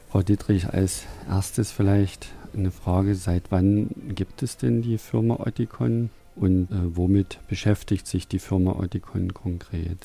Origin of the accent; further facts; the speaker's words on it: Saxony, Germany; ein Ausdruck, der bei uns in Sachsen hier benutzt wird